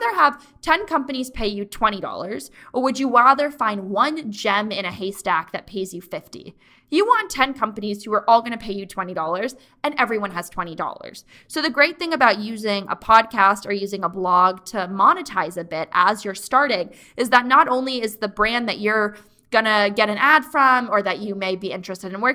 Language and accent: English; Mansfield, Connecticut, United States; born or raised there